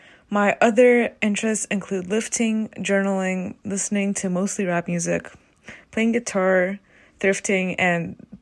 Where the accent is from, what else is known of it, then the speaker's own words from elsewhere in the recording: Calabasas, California, United States; born there; I was born on January 14th, 2000 in Calabasas, California, and my sister Anna was born in July of the following year in the same city.